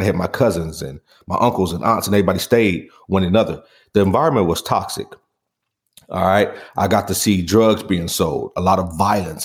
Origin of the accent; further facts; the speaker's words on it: Pontiac, Michigan, United States; growing up on Saginaw in Pontiac, Michigan